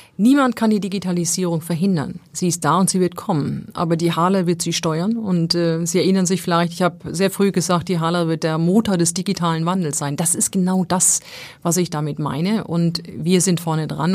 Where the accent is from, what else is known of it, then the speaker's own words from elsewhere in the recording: Essen, North Rhine-Westphalia, Germany; now in Hamburg, Germany; im Ruhrgebiet so, wo ich ja, wo ich ja eigentlich herkomme